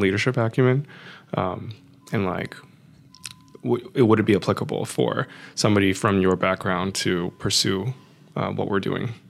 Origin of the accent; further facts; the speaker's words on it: San Francisco, California, United States; growing up in San Francisco, probably sixty percent Chinese